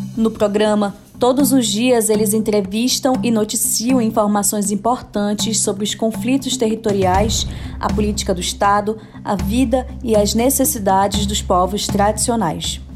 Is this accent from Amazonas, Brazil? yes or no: yes; Manaus, Amazonas, Brazil; Eu, que sou aqui de Manaus